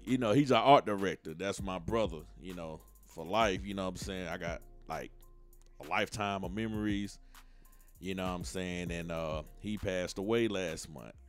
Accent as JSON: {"language": "English", "town": "Atlanta", "region": "Georgia", "country": "United States", "said": "I'm from Atlanta, and you know down here in the South, we always had a family vibe."}